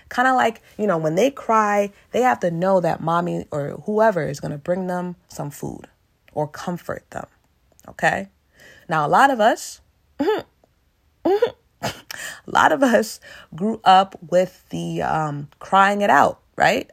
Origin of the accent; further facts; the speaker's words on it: United States; I am African American